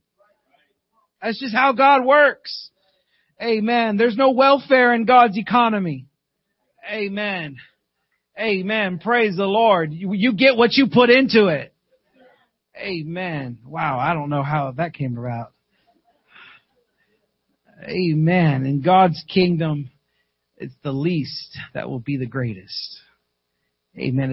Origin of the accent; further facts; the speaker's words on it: South Carolina, United States; My wife and I was raised in South Carolina.